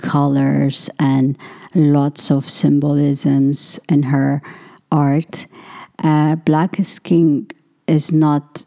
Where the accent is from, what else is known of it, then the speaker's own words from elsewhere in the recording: Ethiopia; growing up in Ethiopia, there's always a lack of water because we don't have tap water